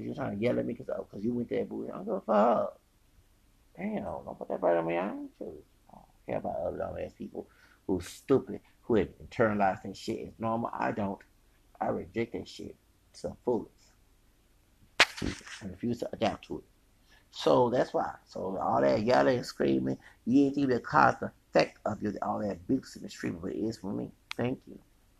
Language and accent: English; the South, United States; I'm from the South. I don't know. That's why I'm for integration. I'm glad I went to an integrated school.